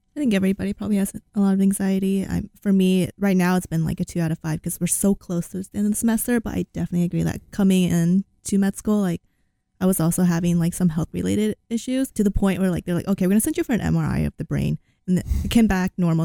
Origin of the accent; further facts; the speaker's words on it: California, United States; now in Iowa City, United States; I'm from California, so I'm used to hot weather